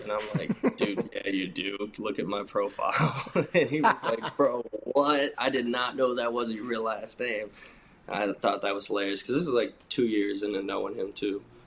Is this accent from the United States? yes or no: yes; Michigan, United States; moved away; growing up in Michigan